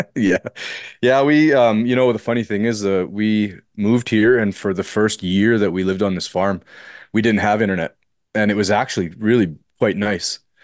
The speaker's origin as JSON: {"language": "English", "town": "Fort Frances", "region": "Ontario", "country": "Canada", "tie": "born or raised there", "said": "so that's where I'm from, and I've kind of remained here my entire life"}